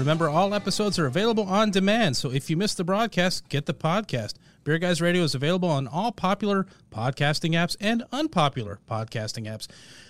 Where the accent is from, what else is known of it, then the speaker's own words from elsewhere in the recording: Portland, Oregon, United States; now in Marietta, United States; I'm from Portland, Oregon